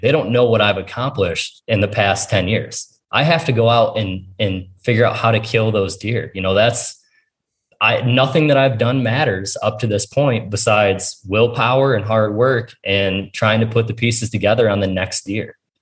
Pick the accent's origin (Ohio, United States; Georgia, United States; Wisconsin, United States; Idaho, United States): Ohio, United States; it's my home state